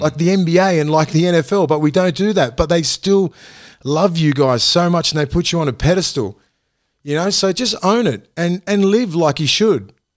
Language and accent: English; Australia; I'm from Toronto West. I'm your young kid from commission houses